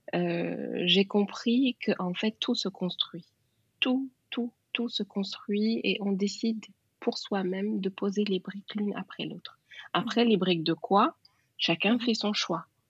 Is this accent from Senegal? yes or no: yes; Senegal; je suis sénégalaise, donc je, je suis née dans un pays